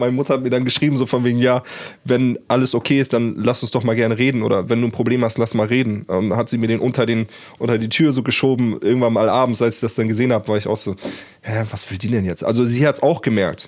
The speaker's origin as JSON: {"language": "German", "country": "Germany", "said": "ich bin deutsch"}